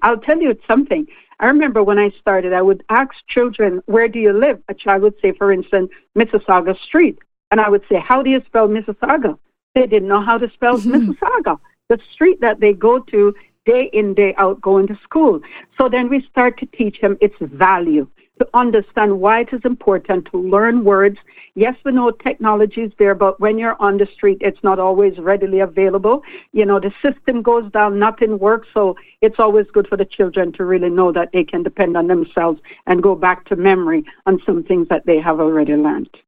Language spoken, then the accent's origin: English; Lucea, Hanover, Jamaica; now in Canada; growing up in Jamaica